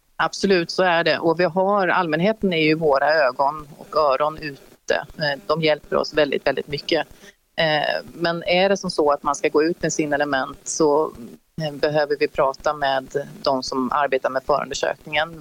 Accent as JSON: {"language": "Swedish", "town": "Gothenburg", "region": "Västra Götaland", "country": "Sweden", "also_born_or_lived": "Stockholm", "moved": "as an adult", "lives_now": "Örebro, Sweden", "said": "Jag är från Göteborg"}